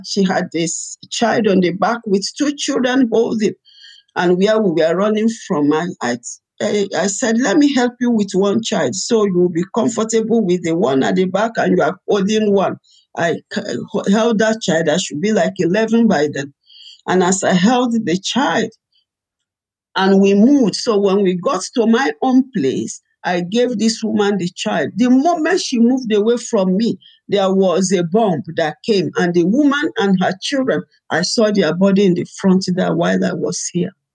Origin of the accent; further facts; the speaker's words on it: Ibadan, Oyo, Nigeria; also born or lived in Rivers State, Nigeria / Port Harcourt, Nigeria; we were in, in, Nigeria, in Ibadan, and uh, the war started. I was about ten years